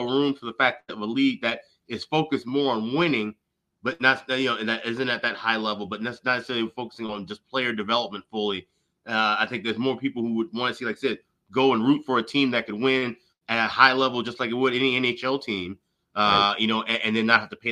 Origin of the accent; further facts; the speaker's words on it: Chicago, Illinois, United States; I grew up in Chicago